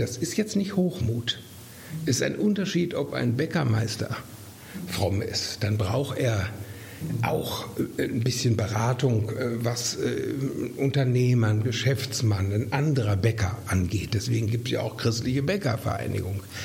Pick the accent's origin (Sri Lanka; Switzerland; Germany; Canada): Germany; near Herford, North Rhine-Westphalia; moved away as an adult; also born or lived in Mainz; in meiner Heimat in der Nähe in Herford